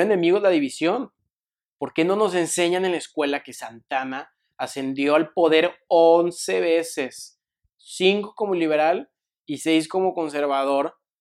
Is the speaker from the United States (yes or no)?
no; Mexico; a mí, como mexicano